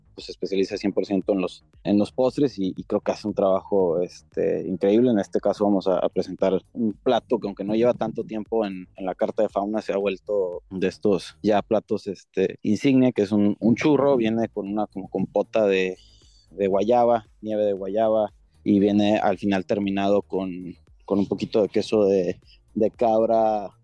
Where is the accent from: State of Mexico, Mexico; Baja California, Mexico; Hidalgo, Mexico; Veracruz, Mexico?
Baja California, Mexico; Ensenada; yo soy aquí de Ensenada